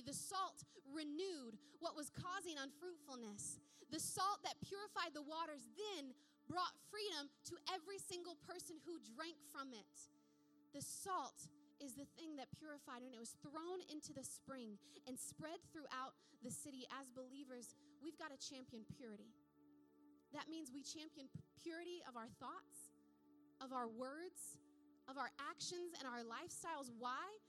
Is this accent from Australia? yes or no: no; United States; moved away; America is the country I was raised in. It's the country I was educated in. It's the country that shaped this accent of mine.